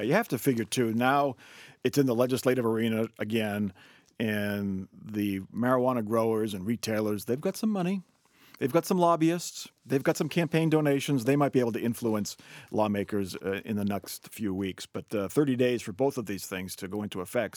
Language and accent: English; Massachusetts, United States; now in Ohio, United States; my home state of Massachusetts